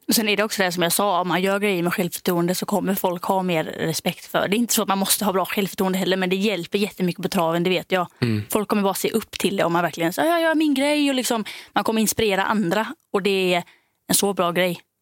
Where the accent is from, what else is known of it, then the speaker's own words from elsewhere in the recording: Denmark; moved away; jag är då från Danmark